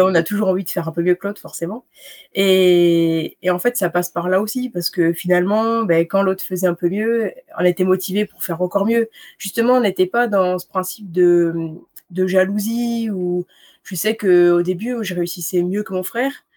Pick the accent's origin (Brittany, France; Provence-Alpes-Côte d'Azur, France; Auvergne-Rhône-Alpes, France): Auvergne-Rhône-Alpes, France; Bourg-Saint-Maurice; moi j'arrive euh, du fin fond de la Savoie, des Bourg-Saint-Maurice, mmh dans la vallée de la Haute-Tarentaise. Et mmh, puis j'ai jamais trop quitté Bourg-Saint-Maurice